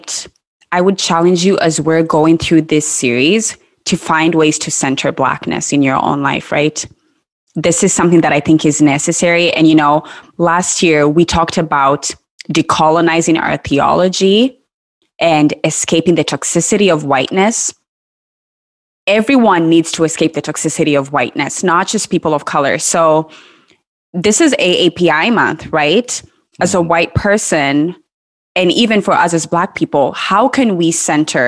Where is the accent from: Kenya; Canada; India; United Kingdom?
Kenya; moved away; I grew up in Kenya